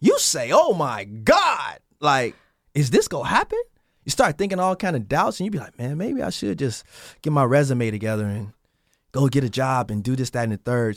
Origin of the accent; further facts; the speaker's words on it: Chicago, Illinois, United States; I'm from Chicago, so I was in Chicago, in the basement, trying to make it.